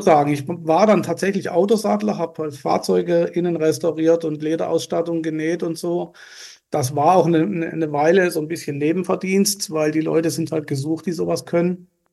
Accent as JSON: {"language": "German", "town": "Lörrach", "region": "Baden-Württemberg", "country": "Germany", "tie": "born or raised there", "also_born_or_lived": "Basel, Switzerland (birthplace)", "said": "Aufgewachsen bin ich äh, in einem Vorort von Lörrach namens Brombach"}